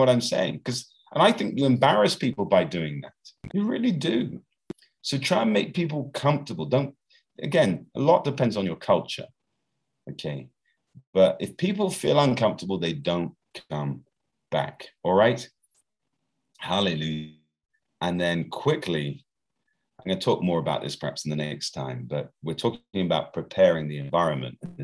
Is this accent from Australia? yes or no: no; United Kingdom; now in Brazil; here in Brazil, I'm British